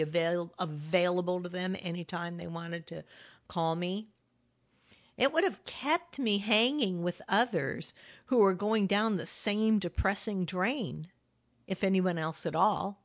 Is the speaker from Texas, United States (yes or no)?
no; California, United States; now in Hudson Valley, New York, United States; my home state where my daughter, family, and friends are